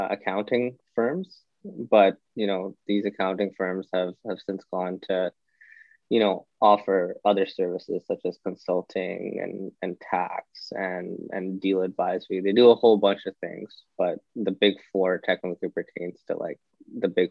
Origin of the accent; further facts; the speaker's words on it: Toronto, Ontario, Canada; I was born and raised in Toronto